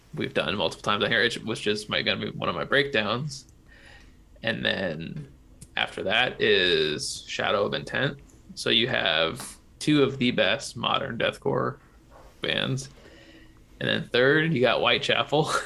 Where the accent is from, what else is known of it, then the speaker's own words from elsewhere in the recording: Illinois, United States; 30 minutes from my hometown